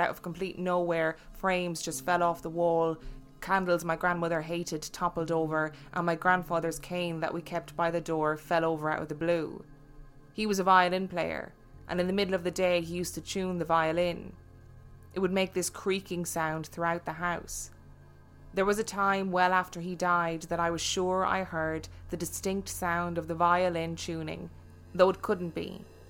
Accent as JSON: {"language": "English", "town": "Brooklyn", "region": "New York", "country": "United States", "tie": "born or raised there", "said": "The house I grew up in is in Brooklyn."}